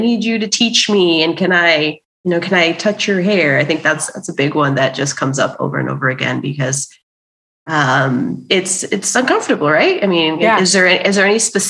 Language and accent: English; Miami, Florida, United States; growing up, I, you know, even in South Florida and Miami, where there's a ton of, you know, Latin American people